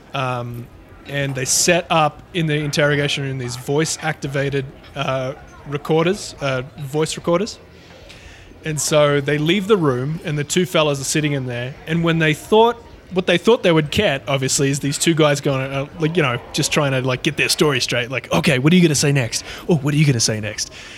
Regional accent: Australia; accent: Aussie; my Aussie accent

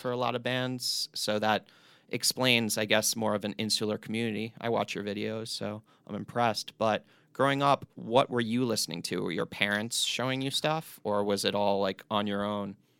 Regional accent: East Coast, United States; I grew up on the East Coast

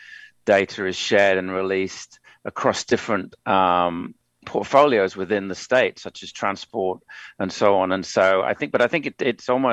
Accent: New South Wales, Australia; New South Wales, which is my home state

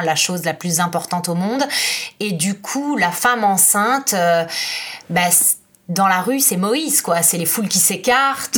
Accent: France; moved away as an adult; now in Florence, Italy; je suis française, je vis en Italie depuis 9 ans

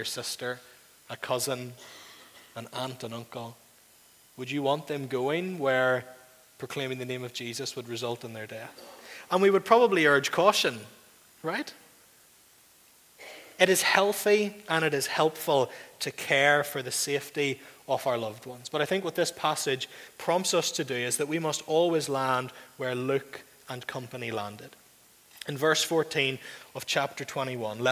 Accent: Northern Ireland, United Kingdom; You and I are culturally, mostly in the room, culturally Northern Irish

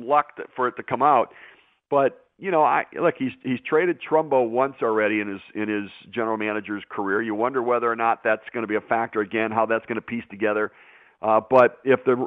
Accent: Detroit, Michigan, United States; I grew up in Detroit, and even in Detroit, it was that way for me growing up

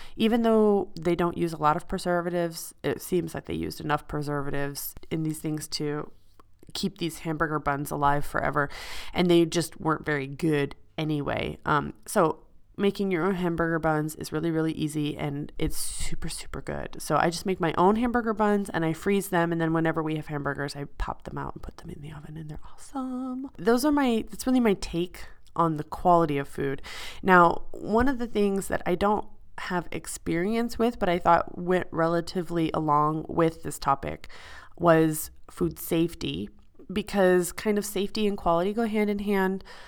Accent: Midwest, United States; moved away as an adult; now in Switzerland; I'm from the Midwest

